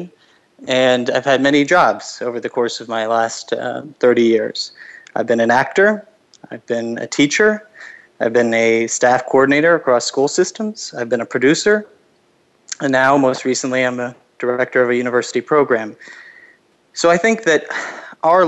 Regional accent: Los Angeles, California, United States; moved away as an adult; I'm from Los Angeles originally

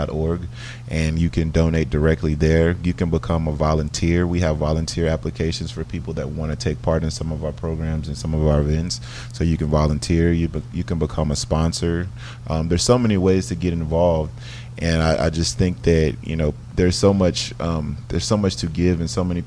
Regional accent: Dallas, Texas, United States; moved away as an adult; now in Houston, United States; the area that I grew up in Dallas. And so I always go back to my elementary school, Wallace Elementary

